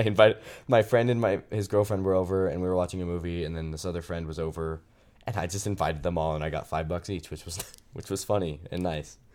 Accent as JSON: {"language": "English", "town": "Phoenix", "region": "Arizona", "country": "United States", "tie": "born or raised there", "also_born_or_lived": "Utah", "moved": "as an adult", "said": "back in Phoenix where I live in, in the south va, south of the valley"}